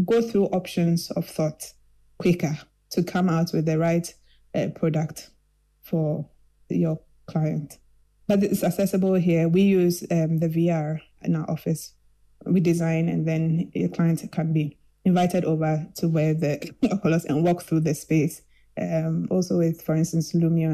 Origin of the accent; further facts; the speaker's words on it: Kumasi, Ashanti, Ghana; I grew up in Kumasi